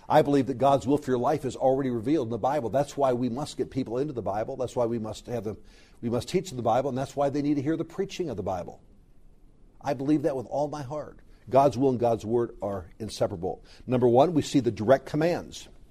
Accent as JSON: {"language": "English", "region": "Southern California", "country": "United States", "tie": "born or raised there", "said": "I grew up in Southern California"}